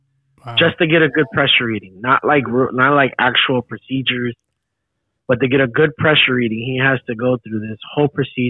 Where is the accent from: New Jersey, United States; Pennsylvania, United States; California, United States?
Pennsylvania, United States; Philadelphia; I grew up in North Philly